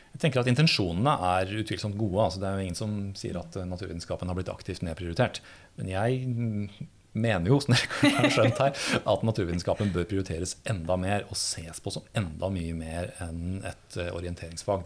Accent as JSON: {"language": "Norwegian", "town": "Høylandet", "region": "Trøndelag", "country": "Norway", "tie": "born or raised there", "said": "jeg vokste opp eh, i Nord-Trøndelag, i bygda Høylandet."}